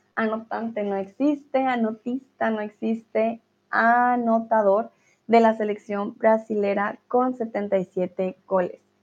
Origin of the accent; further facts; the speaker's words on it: Colombia; moved away; los colombianos